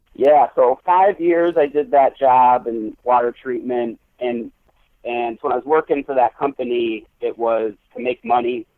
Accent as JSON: {"language": "English", "region": "Michigan", "country": "United States", "tie": "born or raised there", "said": "I grew up in Michigan, um, went to school in the Upper Peninsula"}